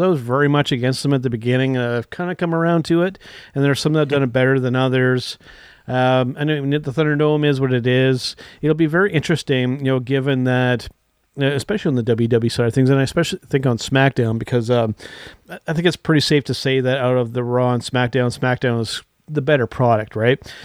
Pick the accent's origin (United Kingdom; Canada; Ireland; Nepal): Canada; I'm French Canadian